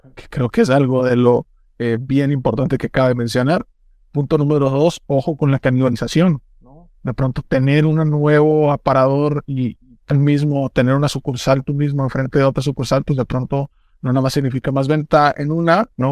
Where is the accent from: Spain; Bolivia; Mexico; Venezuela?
Mexico